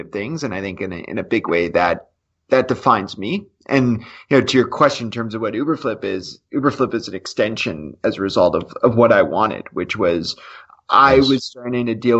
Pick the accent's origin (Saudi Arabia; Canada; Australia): Canada; as a Canadian